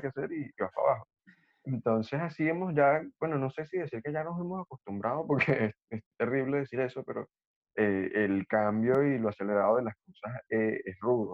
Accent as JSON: {"language": "Spanish", "town": "Los Teques", "region": "Miranda", "country": "Venezuela", "said": "yo soy de Los Teques."}